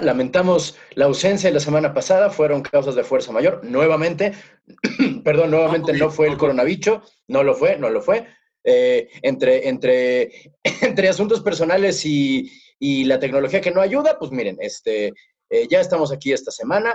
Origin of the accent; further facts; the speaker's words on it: Mexico City, Mexico; moved away; somos chilangos este, nacidos y crecidos